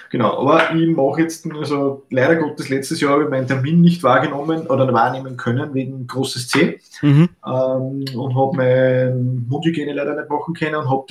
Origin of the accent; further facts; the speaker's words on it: Austria; Fichtenmoped so, so, sagt man bei uns in Österreich. Ne? Fichtenmoped.